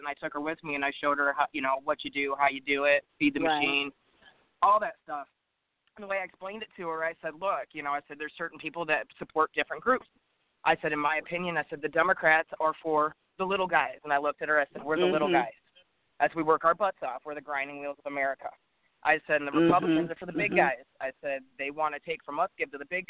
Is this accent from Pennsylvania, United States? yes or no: no; Flint, Michigan, United States; I was born and raised in Flint, Michigan